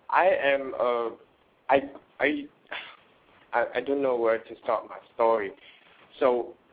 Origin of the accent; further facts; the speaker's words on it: Canada; I'm from uh, Canada